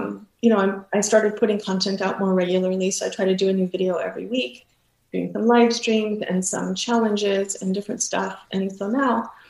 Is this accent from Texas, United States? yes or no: yes; Texas, United States; moved away as an adult; also born or lived in California; And then I moved to Texas, moved back, you know, to my home state